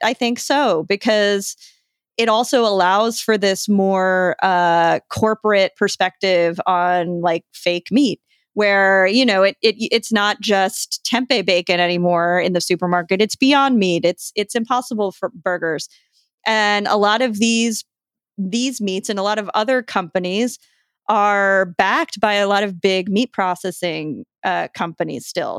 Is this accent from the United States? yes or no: yes; New York, United States; I'm from New York